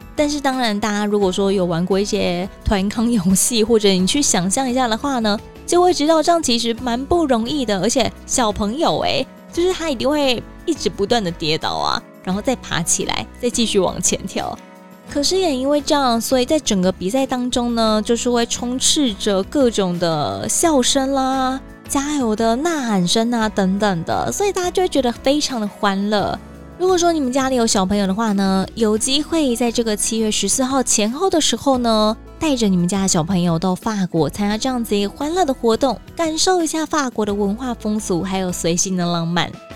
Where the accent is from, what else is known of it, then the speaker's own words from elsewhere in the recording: Taiwan; 我是台湾人